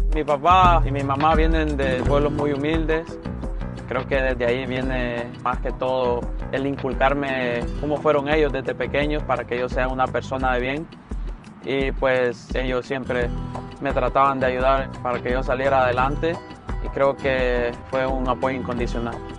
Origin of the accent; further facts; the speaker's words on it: Tegucigalpa, Francisco Morazán, Honduras; moved away as an adult; now in Los Angeles, United States; Nací en Honduras, Tegucigalpa, eh, del barrio El Carrizal, de ahí soy proveniente